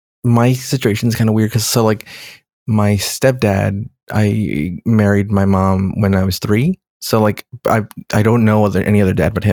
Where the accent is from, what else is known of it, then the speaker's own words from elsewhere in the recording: California, United States; I always think of me as Californian. I'm right. Californian.